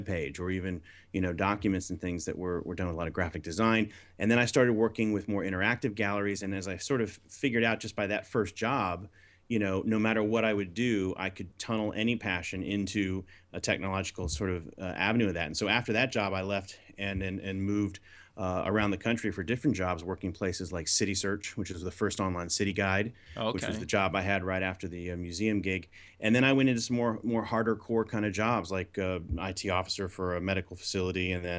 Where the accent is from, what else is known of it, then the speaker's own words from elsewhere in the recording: Florida, United States; So I grew up on the East Coast in Florida, which is kind of a unique place to grow up in the 70s and 80s, because obviously up the road is NASA.